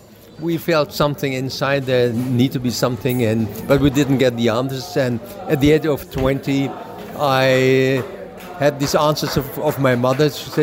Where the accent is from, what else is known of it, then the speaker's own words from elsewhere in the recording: Germany; now in Israel; I was born in Germany. from a Jewish woman. My mother, she's a Jew